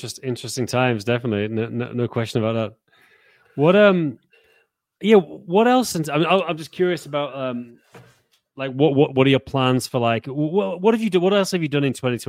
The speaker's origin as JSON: {"language": "English", "region": "Yorkshire and the Humber", "country": "United Kingdom", "tie": "born or raised there", "moved": "as an adult", "lives_now": "Czech Republic", "said": "I've lived in Czech Republic longer than I live where I grew up in Yorkshire. You know, I lived there 18 years"}